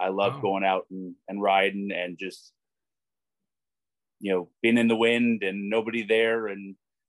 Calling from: Whitmore Lake, Michigan, United States; I am also in Michigan, in Whitmore Lake, just on the north side of Ann Arbor.

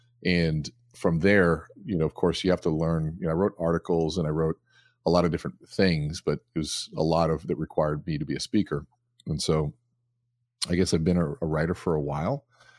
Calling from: Eden Prairie, Minnesota, United States; I am at home, actually, here in Eden Prairie, Minnesota.

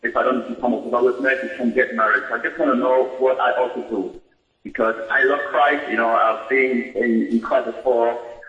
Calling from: Germany; I'm calling from Germany.

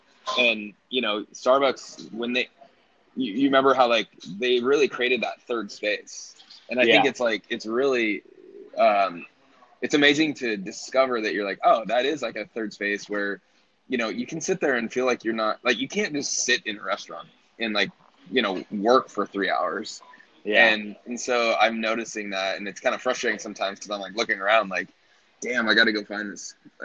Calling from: Brooklyn, New York, United States; Brooklyn, New York.

